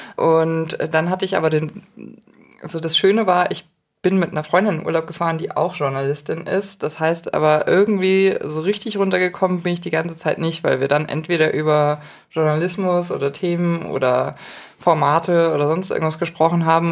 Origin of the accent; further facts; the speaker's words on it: Munich, Bavaria, Germany; als Münchner